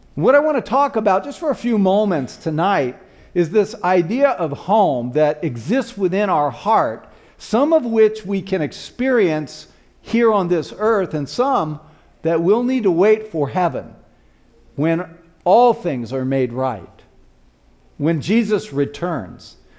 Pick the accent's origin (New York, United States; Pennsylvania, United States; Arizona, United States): Arizona, United States; Tucson; also born or lived in Flagstaff, Arizona; my hometown, which was in Tucson, Arizona